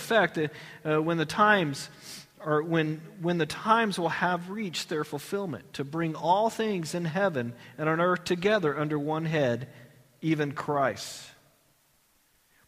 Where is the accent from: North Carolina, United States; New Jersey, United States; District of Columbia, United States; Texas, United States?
Texas, United States; I'm from Texas.